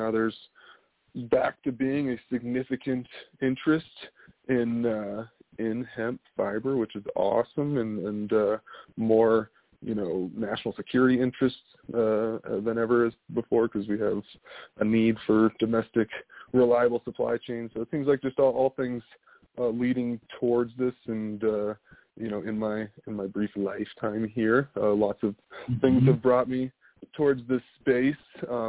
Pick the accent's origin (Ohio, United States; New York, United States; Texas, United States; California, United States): California, United States; also born or lived in Northern Virginia; So I'm originally from California, but grew up, had a privileged to grow up in many places around the United States, one of those being in Northern Virginia outside of our nation's capital